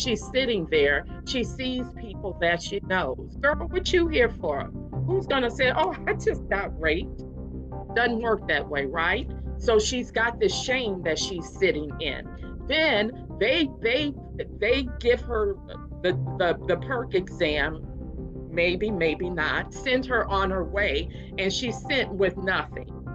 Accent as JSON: {"language": "English", "town": "New Orleans", "region": "Louisiana", "country": "United States", "also_born_or_lived": "Houston, Texas", "moved": "yes", "lives_now": "Hampton Roads, United States", "said": "I'm from New Orleans"}